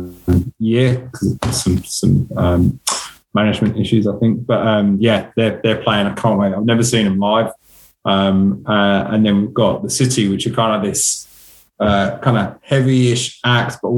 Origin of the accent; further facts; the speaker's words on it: England, United Kingdom; accent: English; now in Melbourne, Australia; my English accent